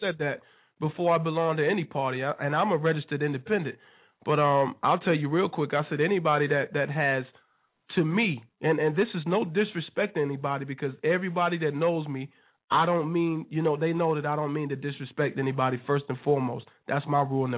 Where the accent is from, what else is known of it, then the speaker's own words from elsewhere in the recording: Wilson, North Carolina, United States; my people out there in my hometown, Wilson, NC